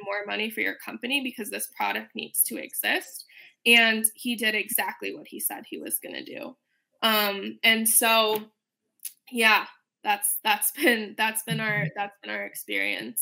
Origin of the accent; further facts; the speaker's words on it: Chicago, Illinois, United States; moved away; also born or lived in Washington D.C.; I'm originally from Chicago